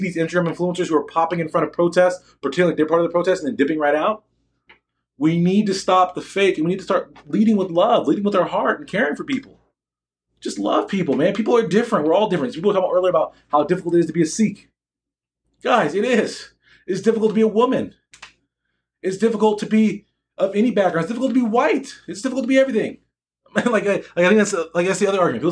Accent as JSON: {"language": "English", "country": "United States", "said": "I'm black American. I'm not African American"}